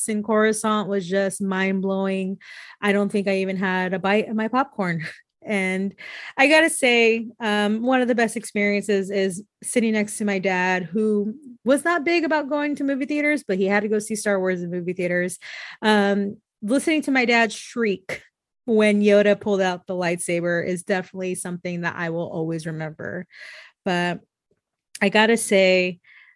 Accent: the Bay Area, California, United States; I'm from the Bay Area

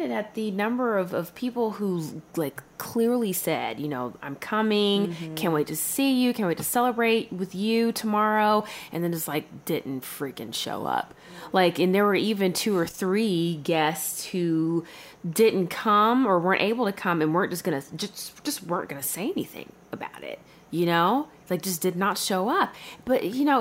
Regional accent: Kentucky, United States; now in Los Angeles, United States; I'm from Kentucky

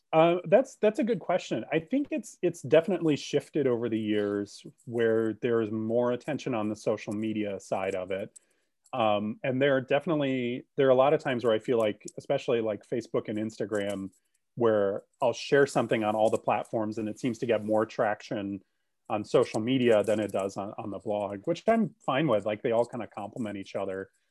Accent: Grand Rapids, Michigan, United States; moved away; also born or lived in Columbus, Ohio; I grew up in Grand Rapids, Michigan, and I still have family there

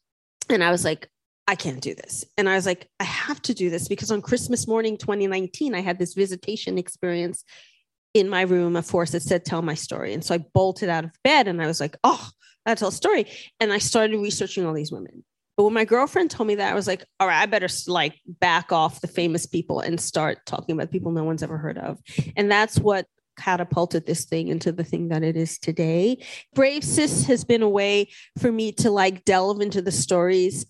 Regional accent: New York City, New York, United States; I grew up in New York City.

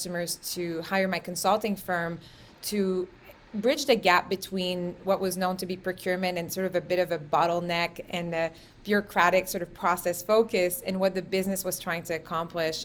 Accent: Quebec, Canada; growing up in Quebec, there's a lot of equality in gender

